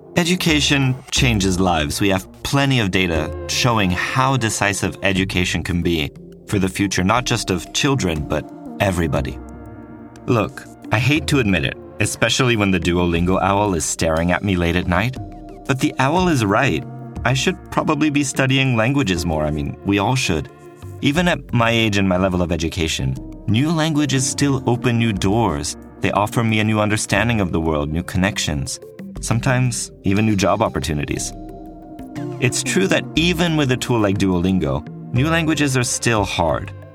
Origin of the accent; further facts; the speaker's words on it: French-speaking part of Switzerland, Romandy, Switzerland; English is a second language; moved away; Back in my home country, I'm from the French-speaking part of Switzerland, we had mandatory German and English lessons in school.